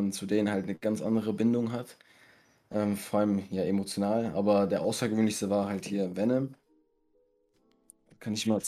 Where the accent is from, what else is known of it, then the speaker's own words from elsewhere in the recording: Essen, North Rhine-Westphalia, Germany; Ich komme aus NRW, Essen, und lebe seit 2005 in Deutschland